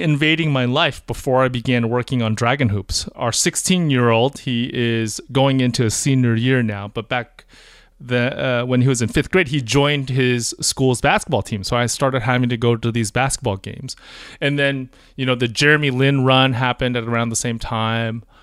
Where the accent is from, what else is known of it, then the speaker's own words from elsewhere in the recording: Bay Area, California, United States; I'm from the Bay Area